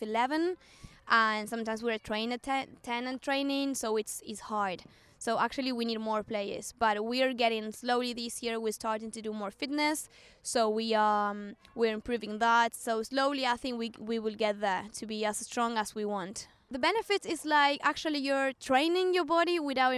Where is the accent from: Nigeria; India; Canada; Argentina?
Argentina; English is a second language; moved away as an adult; now in Waterford, Ireland; I have 28 years old and I'm from Argentina